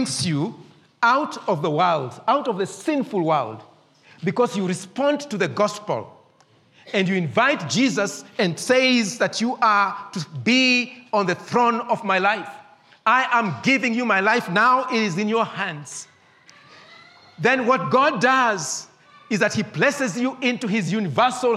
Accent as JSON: {"language": "English", "region": "Nairobi", "country": "Kenya", "tie": "born or raised there", "said": "I grew up in Eastlands at a small estate called Maringo."}